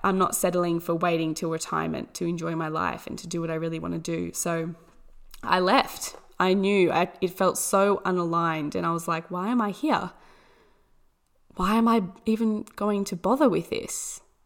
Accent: Orange, New South Wales, Australia; I was born in Orange, New South Wales, Australia, which is a beautiful little town. Um, absolutely amazing landscape. It's so beautiful. The people here are amazing

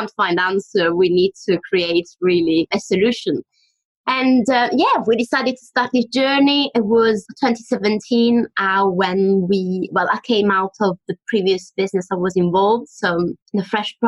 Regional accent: Mesagne, Apulia, Italy; moved away; I was born in Italy, in a little town in the south of Italy called Mesagna, where really food was the heart of the home and conversation, to be honest. I've grown up with a lot of good food and family around me

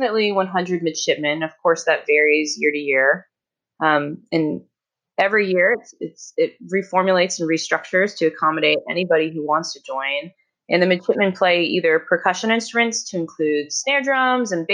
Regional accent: Norcross, Georgia, United States; moved away as an adult; I'm from Norcross, Georgia, originally, right outside Atlanta.

